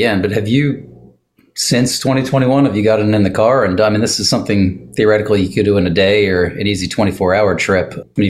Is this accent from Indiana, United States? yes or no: no; Lehigh Valley, Pennsylvania, United States; I grew up in the Lehigh Valley, so up to 22.